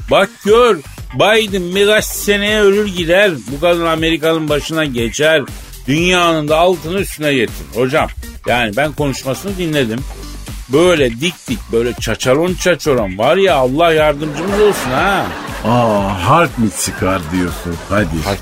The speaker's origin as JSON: {"language": "Turkish", "town": "Elazığ", "region": "Elazığ Province", "country": "Turkey", "said": "Ya ben Elazığlıyım ya Ben bak koyayım ben."}